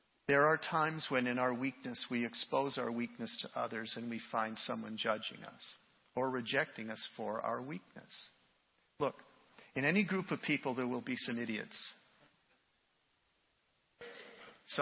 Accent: Canada; me as a Canadian

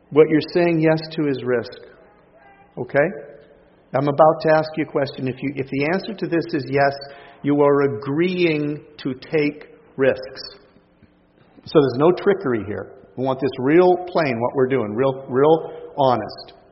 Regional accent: Canada; I'm a Canadian who's learned well from you people.

